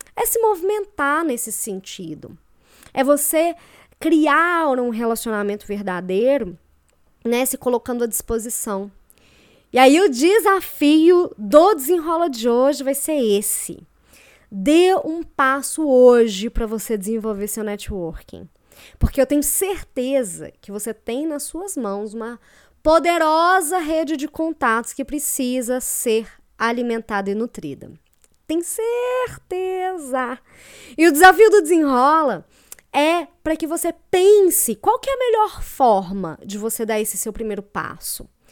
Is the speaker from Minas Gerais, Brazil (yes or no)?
yes; Belo Horizonte, Minas Gerais, Brazil; moved away as an adult; now in Curitiba, Brazil; eu sou de Belo Horizonte, mas eu moro em Curitiba tem dois anos, mais ou menos.